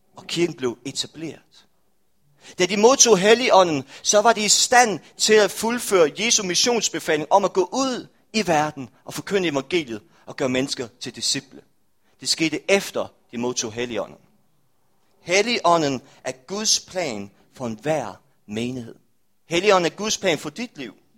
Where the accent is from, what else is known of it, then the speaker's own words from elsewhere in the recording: Rødding, Denmark; now in Aarhus, Denmark; kirken i Røding, hvor jeg er fra